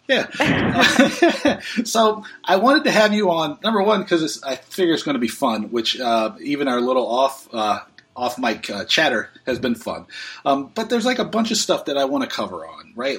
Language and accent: English; Oakland Park, Florida, United States; moved away; I grew up in Oakland Park, so I you you know in Broward